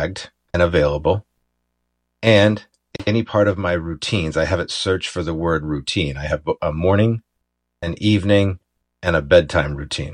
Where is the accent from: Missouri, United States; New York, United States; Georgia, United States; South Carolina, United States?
New York, United States; Ithaca; moved away; my hometown, Ithaca, New York